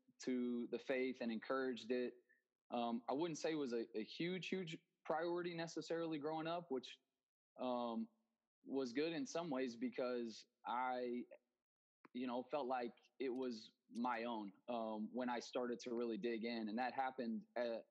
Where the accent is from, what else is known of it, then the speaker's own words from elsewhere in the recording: Denton, Texas, United States; moved away as an adult; now in Dominican Republic; I grew up in Denton, Texas, just north of Dallas.